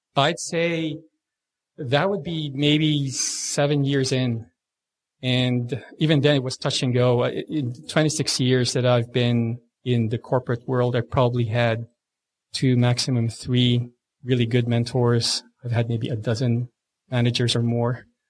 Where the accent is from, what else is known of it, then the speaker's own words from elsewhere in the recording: Philippines; now in Australia; I was born and raised in the Philippines